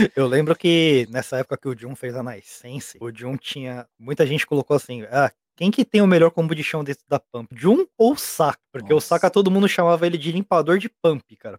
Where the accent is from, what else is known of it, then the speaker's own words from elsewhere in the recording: Brazil; moved away as an adult; now in Japan; sou brasileiro, mas eu moro no Japão. Eu moro aqui no Japão vai fazer 14 anos.